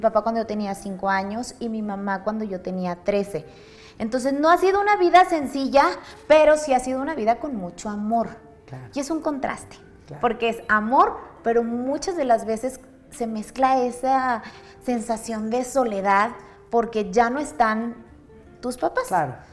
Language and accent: Spanish; Monterrey, Nuevo León, Mexico; yo soy originaria de Monterrey, toda mi vida he vivido en Monterrey